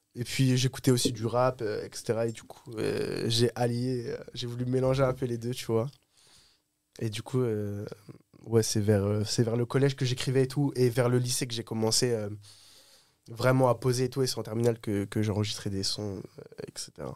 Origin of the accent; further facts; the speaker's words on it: Oise, Hauts-de-France, France; Je viens de, de l'Oise, j'habite au-dessus de Paris